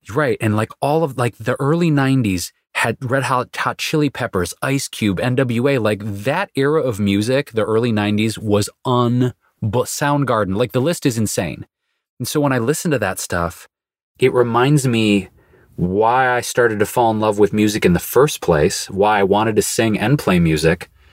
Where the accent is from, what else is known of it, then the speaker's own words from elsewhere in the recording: Detroit, Michigan, United States; going back to childhood, growing up in Detroit, it was pretty much soul music, R and B, Motown, and classic rock